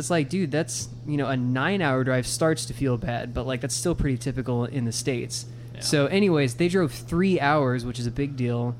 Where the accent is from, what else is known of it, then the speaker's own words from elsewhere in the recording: Ireland; Yeah, I'm Irish, I can handle this.